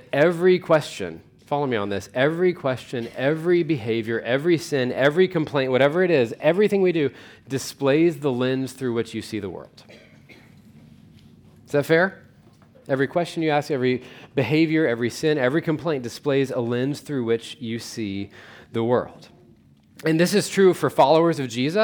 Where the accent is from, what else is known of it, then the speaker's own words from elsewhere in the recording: Weatherford, United States; I grew up in Weatherford